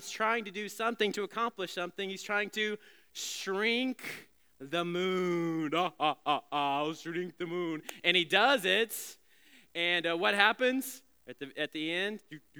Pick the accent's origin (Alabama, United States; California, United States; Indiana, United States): Alabama, United States; some kid songs when I was back in the day growing up in Alabama.